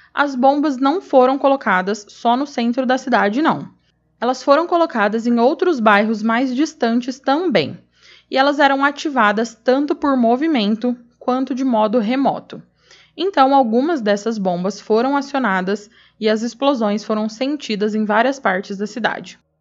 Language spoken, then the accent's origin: Portuguese; Araçatuba, São Paulo, Brazil; moved away; eu sou natural de Aracatuba, então eu tenho família e amigos por lá